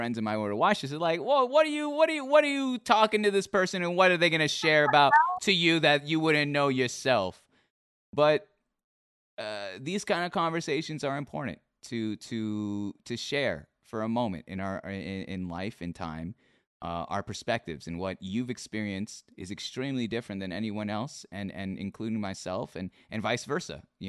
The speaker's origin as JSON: {"language": "English", "country": "Philippines", "said": "like in my culture, I'm Filipino."}